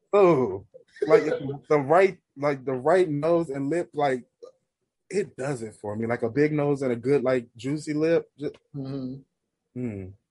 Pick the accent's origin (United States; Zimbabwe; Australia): United States; Washington, District of Columbia; the chapter that I joined is based in my hometown city, Washington D.C.